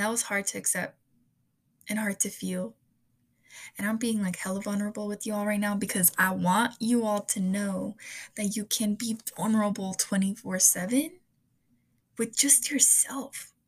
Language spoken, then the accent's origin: English; United States; i come from a hispanic and mexican household um, while also being born in the united states